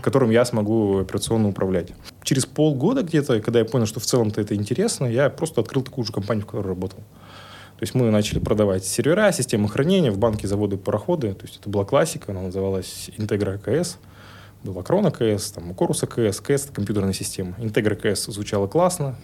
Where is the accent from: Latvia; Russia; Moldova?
Russia; Yekaterinburg, Sverdlovsk Oblast; я классический пацан из Екатеринбурга